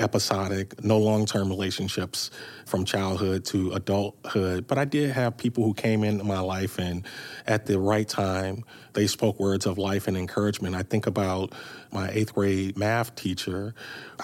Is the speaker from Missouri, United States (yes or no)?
yes; St. Louis, Missouri, United States; I grew up in North City, which, much like East St. Louis, was challenged then and it's still challenged today